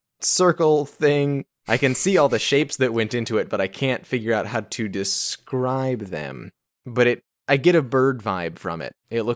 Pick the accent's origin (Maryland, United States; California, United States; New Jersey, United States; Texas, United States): Texas, United States; I'm from Texas, and I went to Varberg.